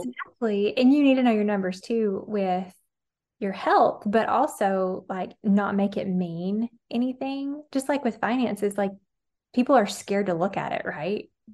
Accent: Alabama, United States; I'm from Alabama, and I didn't have healthy habits growing up

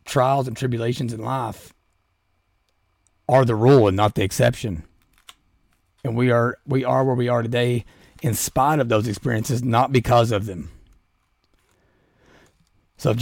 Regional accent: Southeastern Kentucky, United States; I'm from Southeastern Kentucky.

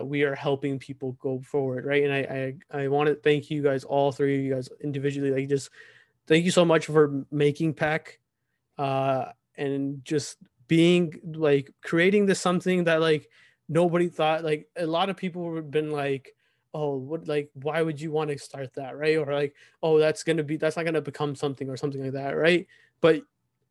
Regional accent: United States; here in America, for us growing up in America

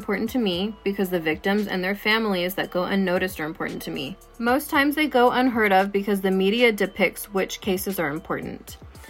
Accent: Ojai, California, United States; We're both Latinas with a culture-rich background, and we were born and raised in Ojai, California

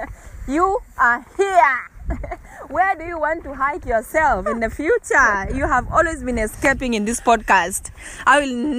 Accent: Kilimanjaro, Tanzania; moved away; I come from Kilimanjaro. I was born there in that particular region.

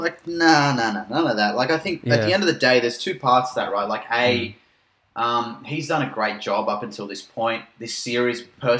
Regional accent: Australia; as Australian

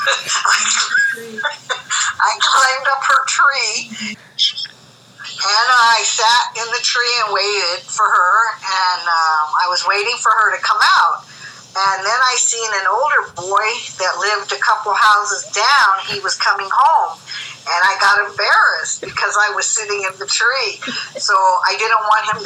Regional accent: Inglewood, California, United States; I was born in Inglewood, California

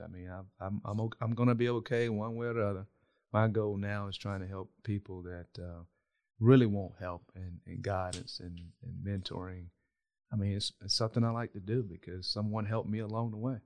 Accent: South Georgia, United States; how I was brought up in South Georgia

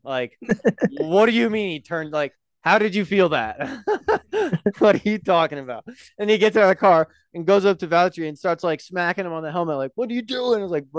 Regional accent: United States; I don't have a passport. Classic American.

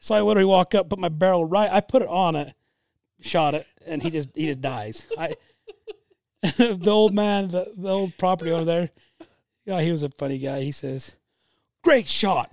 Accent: Utah, United States; I'm from Utah

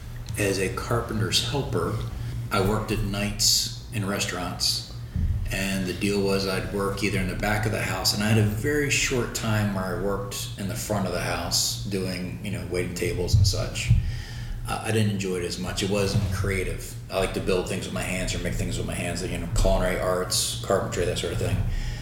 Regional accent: Baltimore, Maryland, United States; moved away as an adult; now in Lakeland, United States; Baltimore, Maryland, like the D.C. Baltimore area.

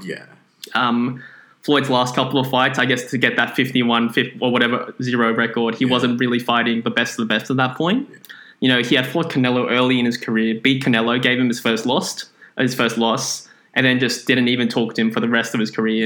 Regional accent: Philippines; I am Filipino

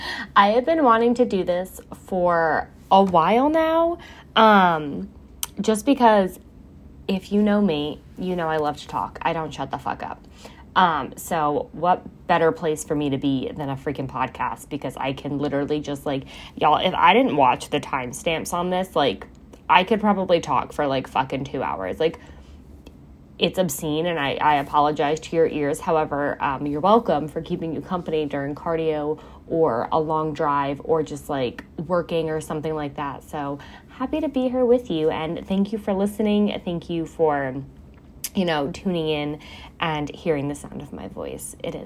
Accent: New York, United States; also born or lived in Florida; now in South Jersey, United States; I am in South Jersey. I am not from here. I am not from the armpit. I am from New York. I've lived in Florida. I've lived in downstate New York, upstate New York, South Jersey, on and off.

